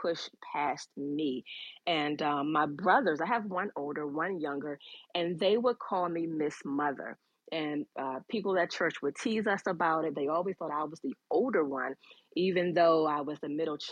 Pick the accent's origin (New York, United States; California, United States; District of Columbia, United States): District of Columbia, United States; Washington; also born or lived in Clinton, Maryland; I grew up in Southeast DC, raised by a mom, single mom, with two brothers